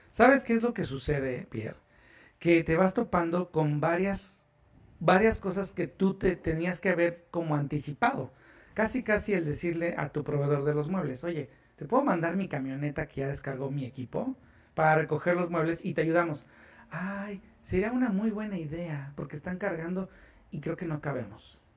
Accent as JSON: {"language": "Spanish", "country": "Mexico", "said": "Y como buenos mexicanos no leemos y no entendemos bien las cosas."}